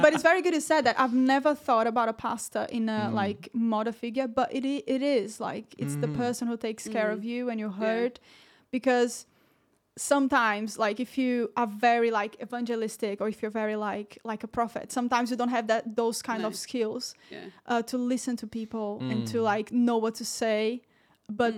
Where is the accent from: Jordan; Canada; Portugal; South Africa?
Portugal; also born or lived in Brazil; now in Bedworth, United Kingdom; I'm Brazilian, guys, if you don't know that. I'm Brazilian. Woo-hoo. I was raised in Portugal.